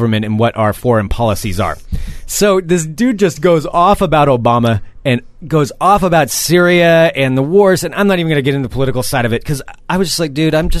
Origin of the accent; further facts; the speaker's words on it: Portland, Oregon, United States; I'm from Portland.